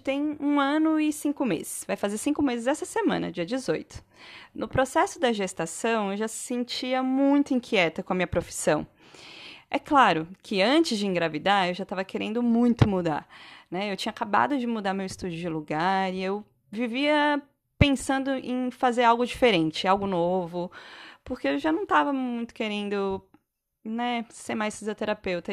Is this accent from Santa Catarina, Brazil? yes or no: yes; Santa Catarina, Brazil; moved away; also born or lived in São Paulo / Bahia; sou catarinense, mas já morei em alguns lugares no Brasil. Já morei em São Paulo, já morei na Bahia.